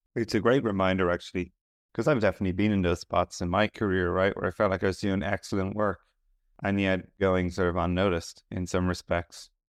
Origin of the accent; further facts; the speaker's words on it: Ireland; I'm Irish